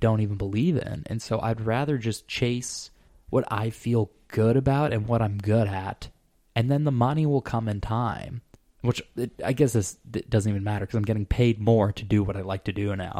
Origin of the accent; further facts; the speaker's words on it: Arizona, United States; moved away; I'm from Arizona